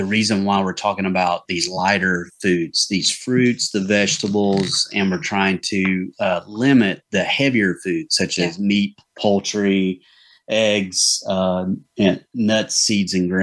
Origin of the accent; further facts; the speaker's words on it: the South, United States; I'm from the South